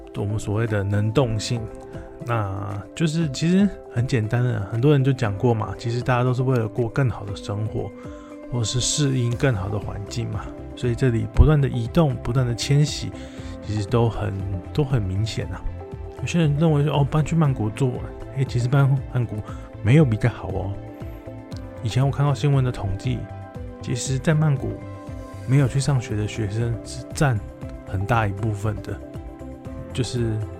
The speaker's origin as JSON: {"language": "Chinese", "country": "Taiwan", "moved": "as an adult", "lives_now": "Thailand", "said": "大家知道我是台湾"}